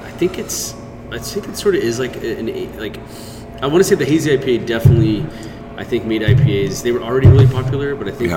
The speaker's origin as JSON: {"language": "English", "town": "Houston", "region": "Texas", "country": "United States", "tie": "born or raised there", "moved": "yes", "said": "I grew up in Houston"}